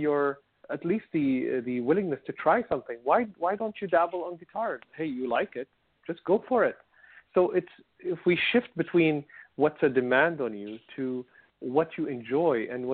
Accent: Syria; moved away; I come from Syria, and everybody, if we go to the countryside, we had a land.

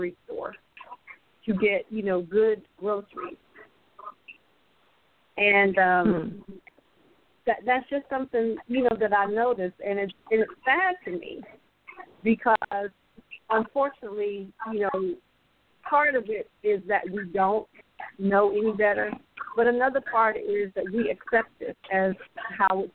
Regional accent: North Carolina, United States; moved away as an adult; now in Richmond, United States; I'm originally from North Carolina. Currently, I'm in Richmond, California, but I work in Oakland

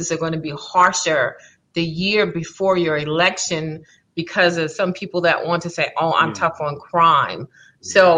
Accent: Baton Rouge, Louisiana, United States; also born or lived in New Orleans, Louisiana; I grew up in Baton Rouge. So let's see, we lived in Scotlandville

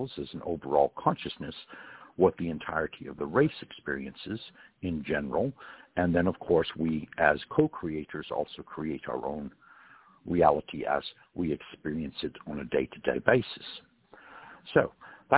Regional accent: California, United States; I was born in California

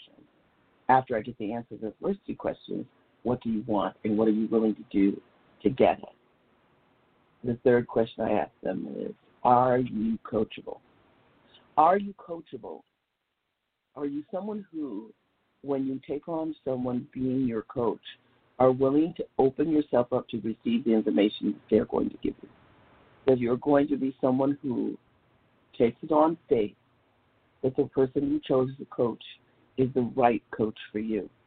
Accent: Los Angeles, California, United States; I grew up in South Central Los Angeles

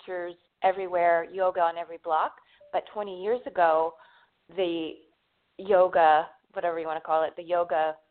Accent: Northern California, United States; I grew up in Northern California

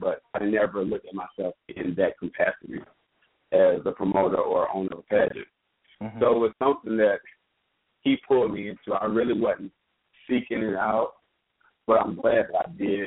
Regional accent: Jacksonville, Florida, United States; now in Atlanta, United States; I am from Jacksonville

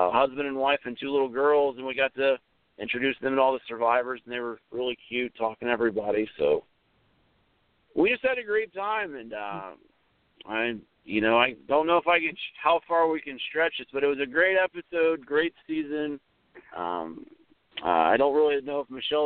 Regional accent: Ohio, United States; I was from Ohio

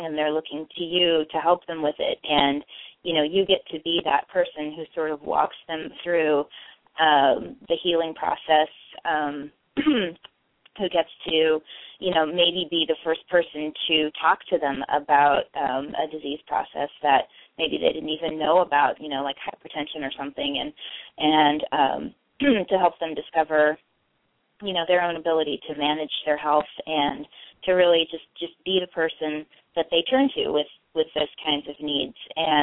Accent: north central Kansas, United States; now in Oregon, United States; I grew up in north central Kansas

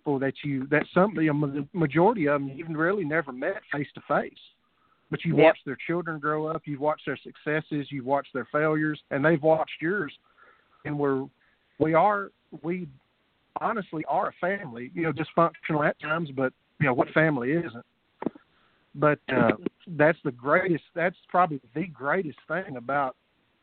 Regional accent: Texas, United States; I'm Texan

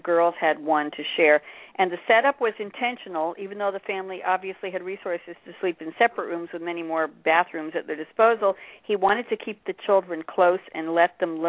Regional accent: Long Island, New York, United States; I grew up in Long Island in a reasonably affluent but not wealthy neighborhood

